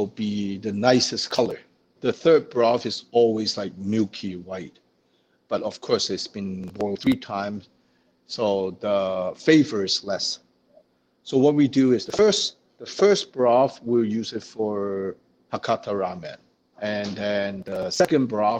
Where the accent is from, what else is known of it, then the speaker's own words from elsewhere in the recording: China; now in Winnipeg, Canada; Where I come from, my hometown in China, is pretty famous for the chili oil